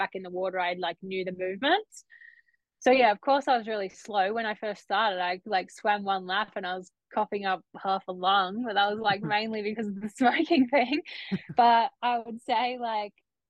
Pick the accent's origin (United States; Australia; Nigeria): Australia; being an Aussie kid.